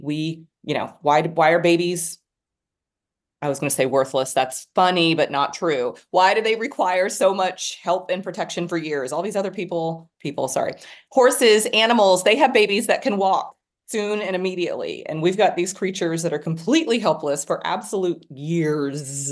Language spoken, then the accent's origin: English; Dallas, Texas, United States; also born or lived in New York City; I was born in Dallas. I was literally born in my house